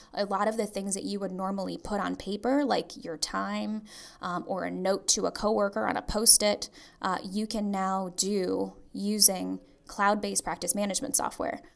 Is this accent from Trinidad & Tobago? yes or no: yes; Trinidad & Tobago; moved away; a law firm in Trinidad, which is my home country.